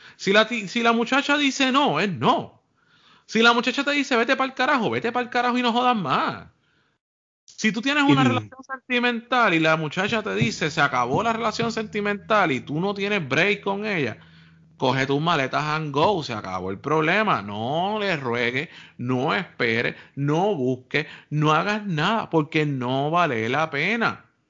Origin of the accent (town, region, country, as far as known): Puerto Rico